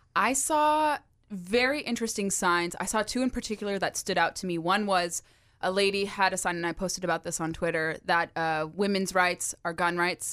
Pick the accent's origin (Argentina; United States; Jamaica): United States; California; now in Virginia, United States; my home state of California